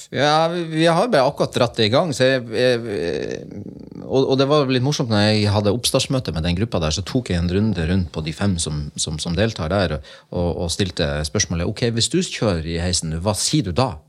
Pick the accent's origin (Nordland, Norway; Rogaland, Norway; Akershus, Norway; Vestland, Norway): Nordland, Norway; Lofoten; Jeg kommer jo fra Lofoten. Jeg, jo, jeg bruker, bruker litt sånn slevete sagt si at jeg, jeg, jeg vokste opp i fjæresteinene